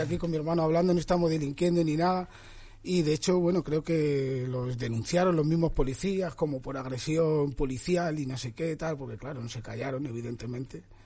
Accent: Madrid, Community of Madrid, Spain; yo soy de Vallecas

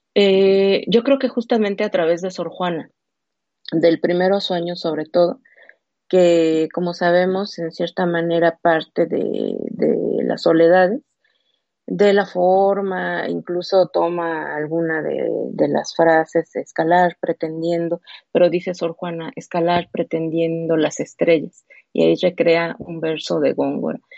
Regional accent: Mexico; como mexicana

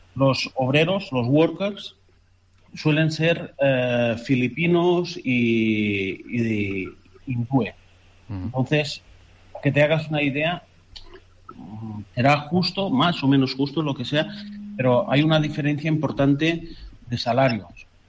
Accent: Canary Islands, Spain; moved away as an adult; also born or lived in Catalonia; now in Qatar; soy un canario nacido en Cataluña

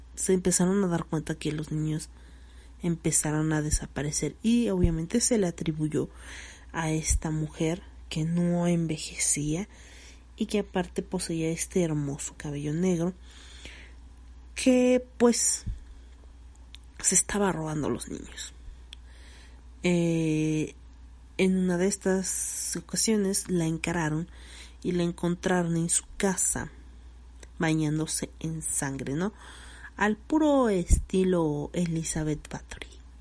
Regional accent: Cuautzingo, State of Mexico, Mexico; en mi pueblo, ¿no? En el pueblo, a la entrada de Cuautzingo

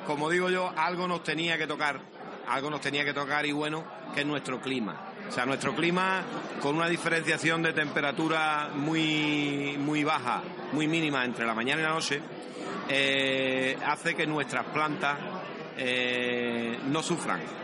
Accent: Medina Sidonia, Andalusia, Spain

